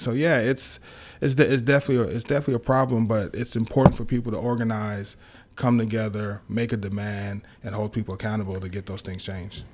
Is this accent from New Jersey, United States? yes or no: no; Dallas, Texas, United States; also born or lived in Long Island, New York; we moved to Dallas, Texas, uh, when I was, uh, five, and I spent most of my time growing up in Dallas